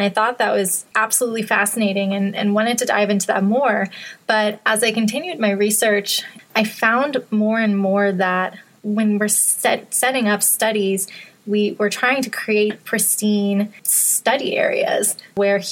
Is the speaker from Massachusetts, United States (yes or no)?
yes; Western Massachusetts, United States; moved away as an adult; also born or lived in upstate New York; I grew up in Western Massachusetts and had a big backyard that opened up into a forest.